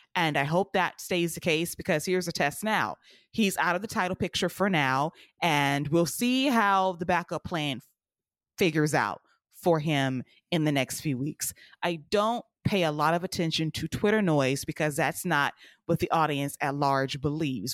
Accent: United States; I love America. I'm American

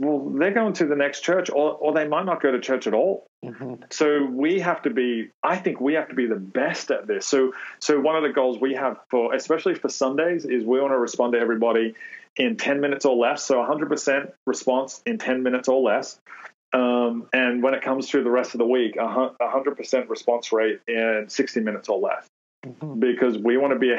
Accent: Australia; moved away

